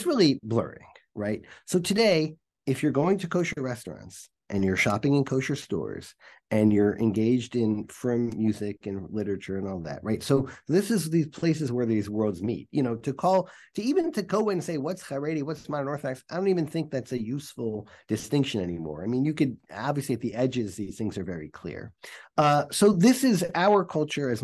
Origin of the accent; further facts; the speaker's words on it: Atlanta, Georgia, United States; when I grew up in Atlanta, there was one mikveh